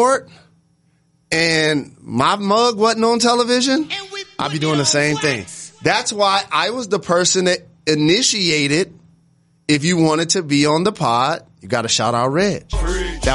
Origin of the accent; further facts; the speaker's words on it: Midwest, United States; As a Midwesterner that spends a lot of time in the South